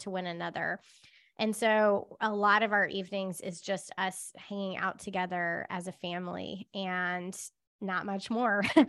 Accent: Charlotte, North Carolina, United States; moved away; I grew up in Charlotte

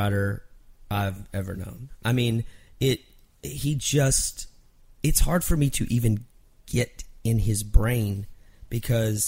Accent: Mineral Wells, Texas, United States; moved away; I was in my hometown in Mineral Wells, Texas

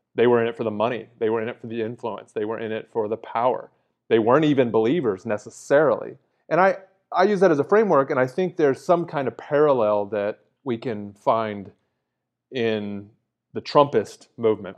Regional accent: United States; as an American

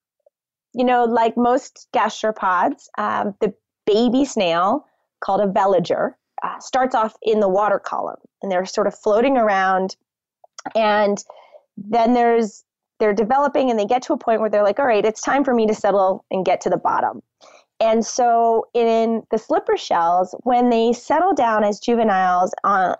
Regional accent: Connecticut, United States; moved away; I grew up on the Long Island Sound on the shores of Connecticut

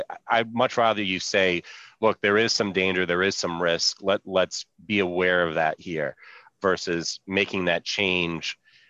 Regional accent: Massachusetts, United States; also born or lived in Utica, New York; I'm from Massachusetts

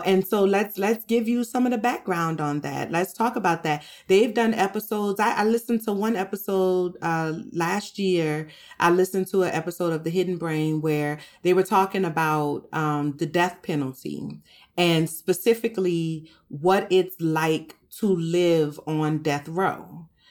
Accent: New Orleans, Louisiana, United States; I'm from New Orleans, and we eat rice every day in New Orleans

